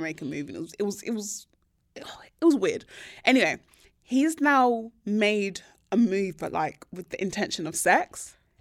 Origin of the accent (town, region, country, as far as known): Nigeria